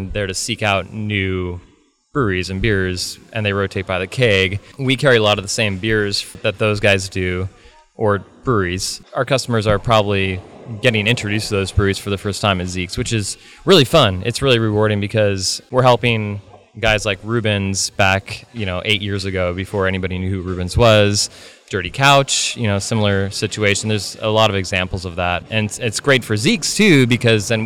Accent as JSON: {"language": "English", "area": "Bay Area", "region": "California", "country": "United States", "tie": "born or raised there", "moved": "as an adult", "lives_now": "Pacific Northwest, United States", "said": "I grew up in the Bay Area"}